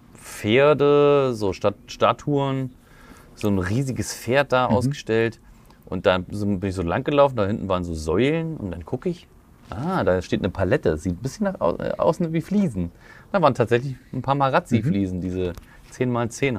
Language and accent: German; Thuringia, Germany; moved away; von Thüringen, von meiner Ecke, wo ich, wo ich herstamme.